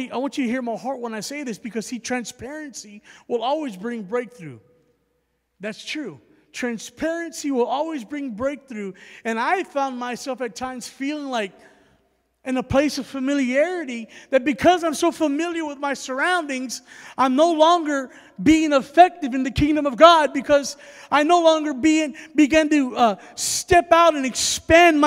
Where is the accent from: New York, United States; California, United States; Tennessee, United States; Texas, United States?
Texas, United States; San Antonio; moved away as an adult; also born or lived in Alabama; I was born and raised in San Antonio, Texas